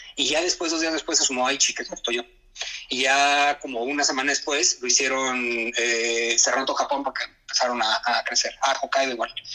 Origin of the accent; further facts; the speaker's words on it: Mexico; moved away as an adult; now in Nagoya, Japan; estoy yo que de México